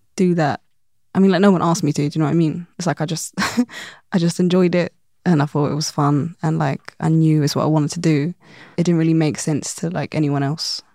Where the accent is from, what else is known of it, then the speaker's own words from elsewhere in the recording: London, United Kingdom; growing up in London